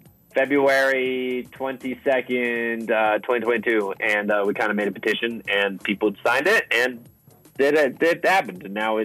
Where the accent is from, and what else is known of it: Canada